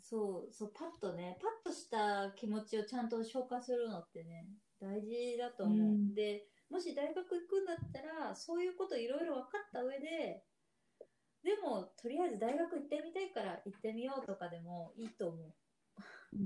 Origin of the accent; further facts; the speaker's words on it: Yamaguchi, Japan; moved away as an adult; also born or lived in Nishinomiya, Hyogo; 私山口県出身なんだけど